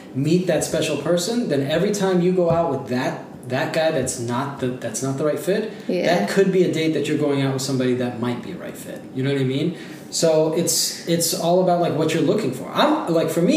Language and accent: English; Ohio, United States; I grew up in Ohio